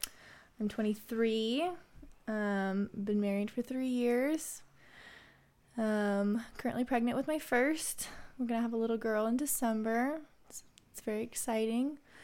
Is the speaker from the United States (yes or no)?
yes; United States; also born or lived in Ecuador; I would consider myself identify as bicultural. Or I don't know. I identify as, yeah, I'm American and Latina.